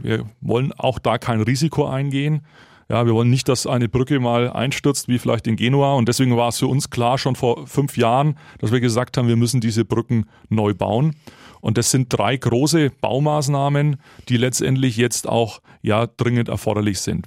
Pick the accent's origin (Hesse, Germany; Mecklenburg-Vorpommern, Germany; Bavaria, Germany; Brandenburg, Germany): Bavaria, Germany; Nuremberg; für meine Heimatstadt Nürnberg